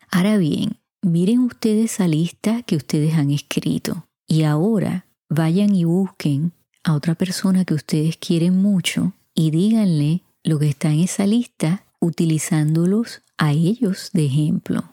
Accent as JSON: {"language": "Spanish", "country": "Puerto Rico", "said": "En mi país, Puerto Rico, decimos mucho"}